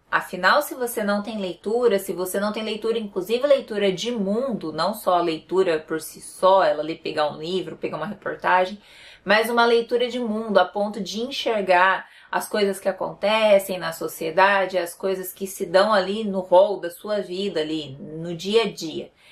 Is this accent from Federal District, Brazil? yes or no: no; Paraná, Brazil; eu sou do Paraná